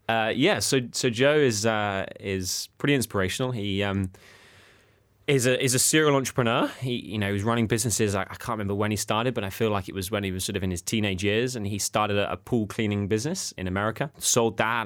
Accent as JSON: {"language": "English", "town": "Sevenoaks", "region": "South East England", "country": "United Kingdom", "tie": "born or raised there", "accent": "middle class", "said": "my hometown, Seven Oaks"}